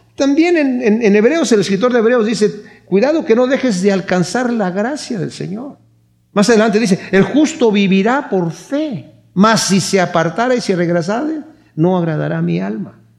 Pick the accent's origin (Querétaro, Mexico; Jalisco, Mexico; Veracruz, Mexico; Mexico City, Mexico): Querétaro, Mexico; moved away; yo soy de Querétaro